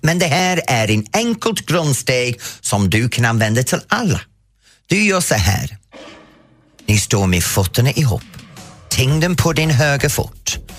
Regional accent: England, United Kingdom; Swedish is a second language; moved away as an adult; now in Sweden

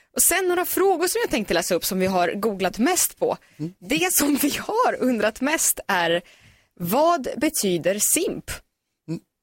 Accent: Sweden

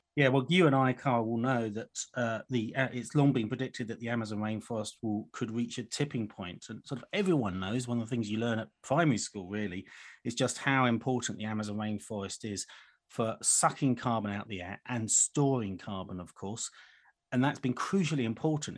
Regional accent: United Kingdom; as a Brit

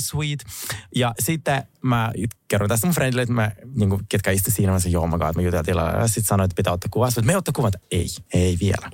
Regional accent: Finland; also born or lived in Russia; Olen kyllä kasvanut Suomessa

